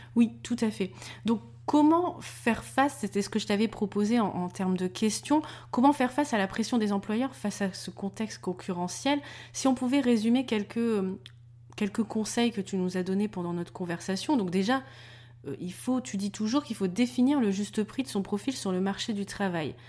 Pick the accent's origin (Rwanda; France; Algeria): France; Denain, Hauts-de-France; on venait de Denain, qui est pas non plus la ville la plus réputée de France